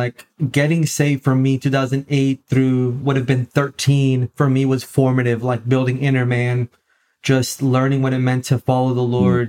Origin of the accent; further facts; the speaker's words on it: Orlando, Florida, United States; now in Tampa, United States; been in Tampa, Florida now for about 5 years. Pentecost Sunday will be 5 years here in the Tampa area. Born and raised in Orlando, Florida. So I'm not too far from where I was born and raised, about 2 hours from there now.